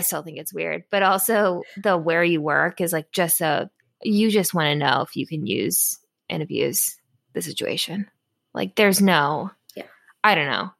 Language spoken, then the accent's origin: English; Florida, United States; now in Washington, D.C., United States; I'm from Florida.